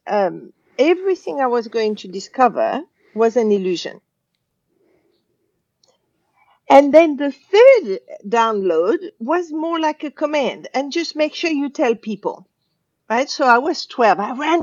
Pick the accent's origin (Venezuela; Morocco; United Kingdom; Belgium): Morocco; Casablanca, Casablanca-Settat; I was brought up in Casablanca, Morocco